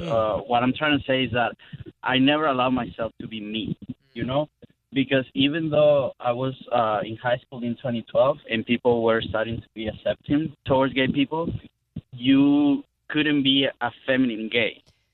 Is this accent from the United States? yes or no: no; Venezuela; moved away as an adult; So pretty much my whole teenage years and my college years, I spent it in Venezuela.